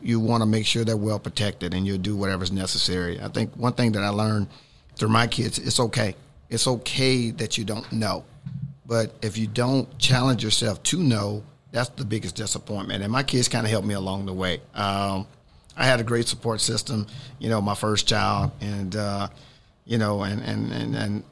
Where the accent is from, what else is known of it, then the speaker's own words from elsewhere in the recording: the South, United States; I grew up in the South